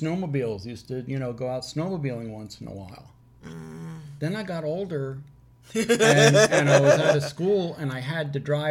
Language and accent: English; Catskill Mountains, New York, United States; now in Florida, United States; I grew up, I was born and raised in the Catskill Mountains of New York.